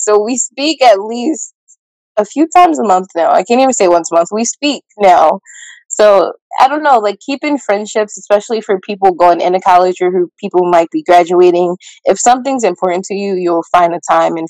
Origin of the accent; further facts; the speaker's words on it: Pennsylvania, United States; And I'm from Pennsylvania, like outside of Philly.